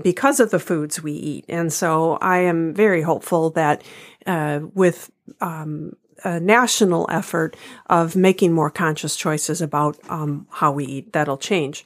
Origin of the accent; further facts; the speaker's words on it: United States; as an American